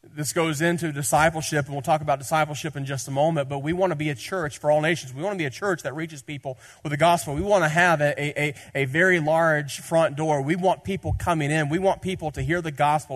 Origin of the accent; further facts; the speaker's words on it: Tennessee, United States; I'm from Tennessee